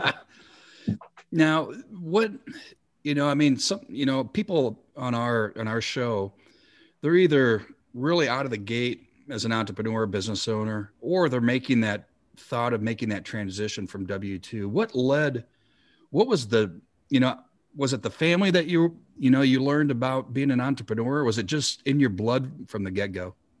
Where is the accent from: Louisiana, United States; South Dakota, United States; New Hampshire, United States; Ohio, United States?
South Dakota, United States; my home state of South Dakota